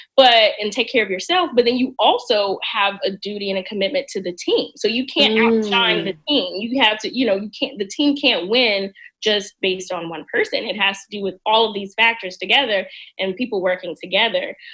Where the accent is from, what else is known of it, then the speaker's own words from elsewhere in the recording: Mississippi, United States; moved away as an adult; now in Washington, D.C., United States; mississippi i love my home state